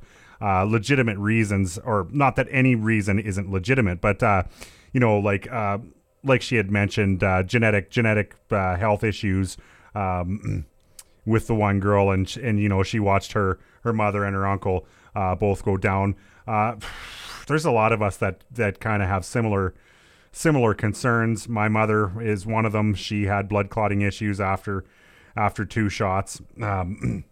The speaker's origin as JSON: {"language": "English", "country": "Canada", "said": "we are still Canadian underneath it all"}